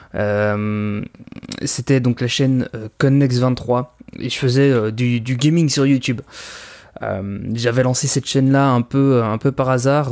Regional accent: Belgium; je suis belge, hein, donc il va y avoir pas mal de références au système scolaire belge

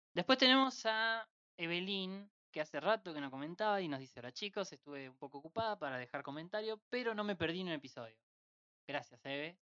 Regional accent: Entre Ríos, Argentina; de Entre Ríos

